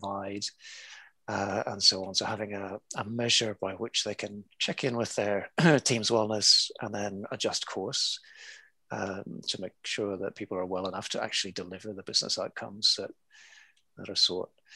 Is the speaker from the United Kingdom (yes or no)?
yes; Belfast, Northern Ireland, United Kingdom; now in Hong Kong, China; originally I was born in Belfast and brought up in the chaos of the 1970s in Belfast.